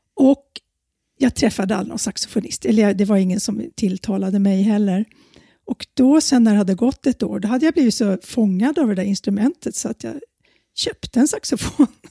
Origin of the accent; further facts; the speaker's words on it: Handen, Stockholm County, Sweden; also born or lived in Södermalm, Stockholm; now in Stockholm, Sweden; Jag växte upp ute i Handen, Haninge kommun